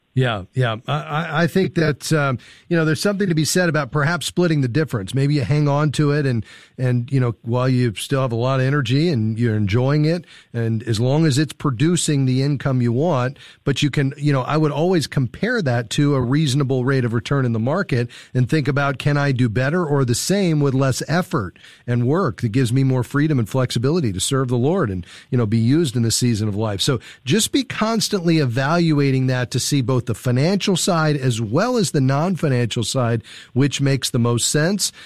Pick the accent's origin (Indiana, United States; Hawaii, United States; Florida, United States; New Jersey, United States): Florida, United States; Fort Lauderdale; my hometown uh, where I grew up, Fort Lauderdale, Florida.